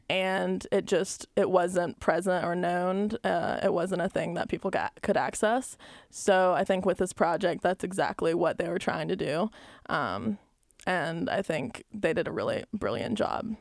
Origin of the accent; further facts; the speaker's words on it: Albany, Georgia, United States; moved away as an adult; also born or lived in Columbus, Georgia; growing up in Albany, Georgia